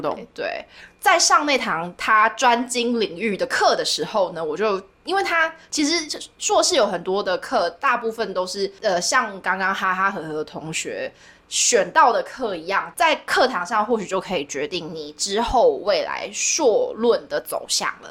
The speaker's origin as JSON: {"language": "Chinese", "region": "Yunlin County", "country": "Taiwan", "said": "我是， 我是云林人"}